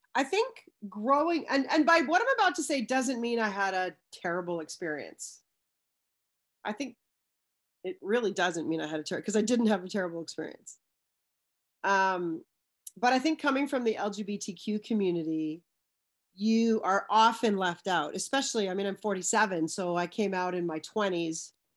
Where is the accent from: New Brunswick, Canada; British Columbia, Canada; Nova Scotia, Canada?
British Columbia, Canada; now in Ontario, Canada; I'm from British Columbia, especially being in Ontario now. I, I was raised in a small suburb